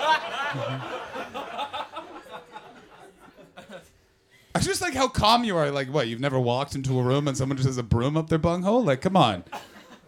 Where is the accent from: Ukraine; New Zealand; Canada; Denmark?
Canada; I'm a Canadian